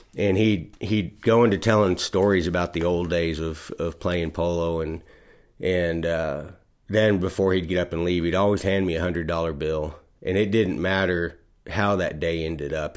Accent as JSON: {"language": "English", "region": "Texas", "country": "United States", "moved": "yes", "said": "I was from Texas"}